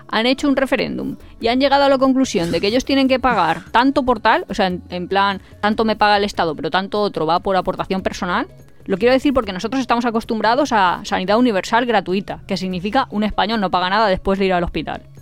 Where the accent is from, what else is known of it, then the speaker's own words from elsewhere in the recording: Spain; pero si fuera español y me hubiera pasado en España no me hubiera pagado, no hubiera pagado y soy español y me pasa en Budapest y tengo que pagar